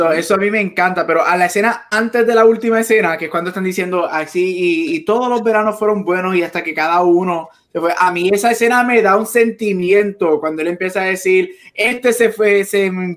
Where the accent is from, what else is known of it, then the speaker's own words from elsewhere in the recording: Palmar, Puerto Rico; yo vivo en Palmar, yo me crié en Palmar